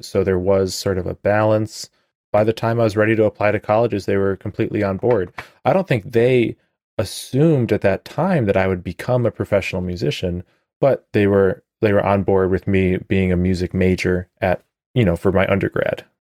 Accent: Glencoe, Illinois, United States; moved away as an adult; also born or lived in Evanston, Illinois / Finland; I was born in Evanston and lived there, you know, with my parents until I was about seven, I think, then moved to a town called Glencoe, at the north part of Cook County, and then till I was eighteen

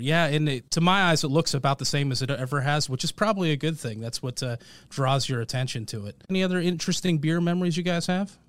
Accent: Portland, Oregon, United States; now in Marietta, Georgia, United States; I grew up in Portland

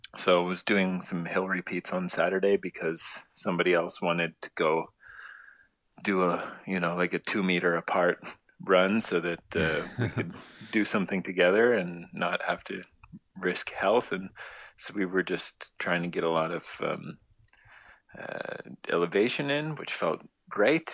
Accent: Toronto, Ontario, Canada; I'm from Toronto

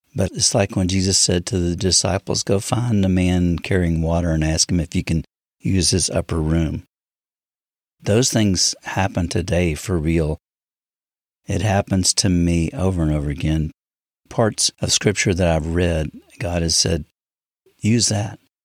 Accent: United States; I'm not African, I'm a, I'm American

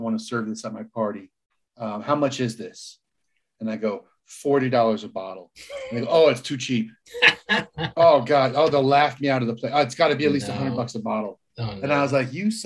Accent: Palm Springs, California, United States; I grew up in Palm Springs, California

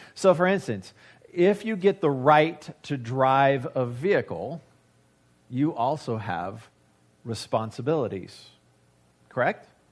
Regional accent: United States; I have as an American

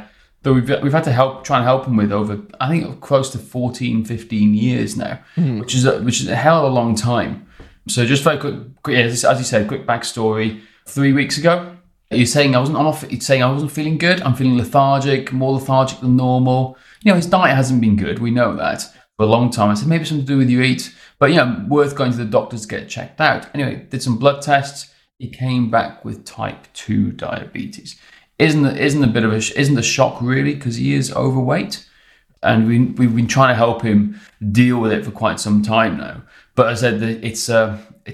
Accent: Wales, United Kingdom

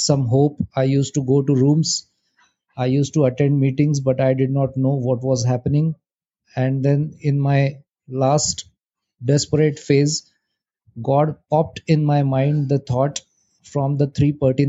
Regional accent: India; I'm from India.

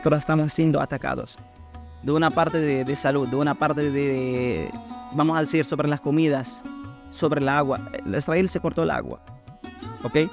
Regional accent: Khan Younis, Gaza Strip, Palestine; Spanish is a second language; now in Venezuela; yo soy palestino que vivía en, Gaza, en el lugar, mi ciudad llamada Han

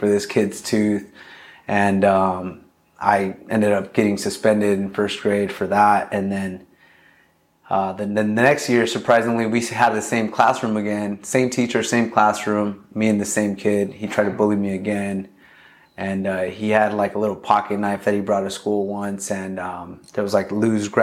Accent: Long Beach, California, United States; also born or lived in Los Angeles, California; I grew up in Long Beach, North Long Beach, pretty much my whole life.

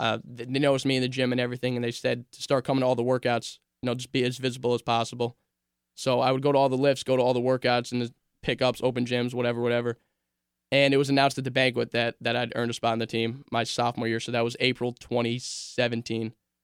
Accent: Loudonville, New York, United States; I'm from Loudonville. I mentioned earlier, Sienna's in Loudonville, and I live in Loudonville as well.

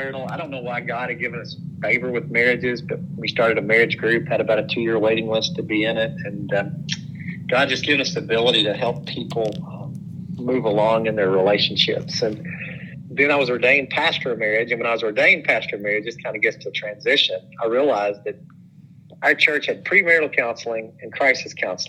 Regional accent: Madisonville, Kentucky, United States; also born or lived in Nashville, Tennessee / Owensboro, Kentucky; I grew up in Madisonville, Kentucky. I was a Madisonville Maroon

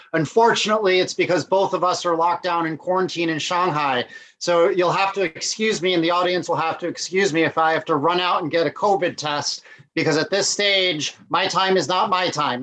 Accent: United States; I'm American

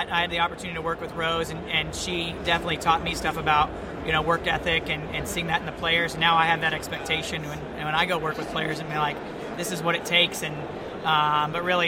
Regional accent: California, United States; moved away as an adult; also born or lived in Alabama / Birmingham; I grew up in California, played club soccer out there

